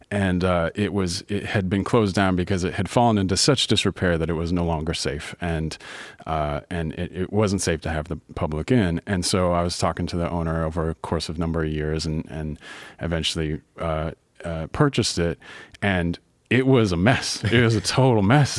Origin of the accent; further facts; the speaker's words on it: Louisville, Kentucky, United States; moved away as an adult; now in Baltimore, United States; I grew up in Louisville, Kentucky. I've been here for over fifteen years, and this is home now